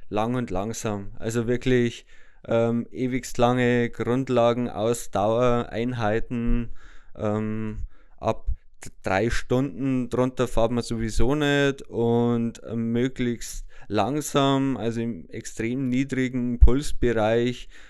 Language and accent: German; Böhmwald, Bavaria, Germany; selber komme ich aus Böhmwald, bin 37 Jahre alt